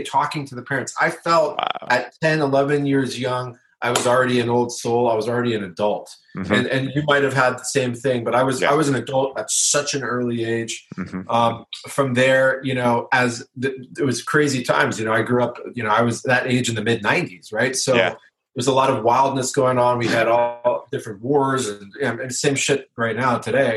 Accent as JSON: {"language": "English", "town": "La Jolla", "region": "California", "country": "United States", "tie": "born or raised there", "said": "I grew up in La Jolla. I went to La Jolla High School."}